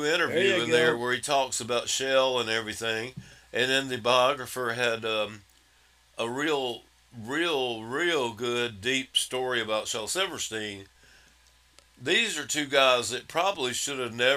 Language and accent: English; Wellford, South Carolina, United States; also born or lived in Spartanburg, South Carolina; I was born in Spartanburg, grew up in Welford, South Carolina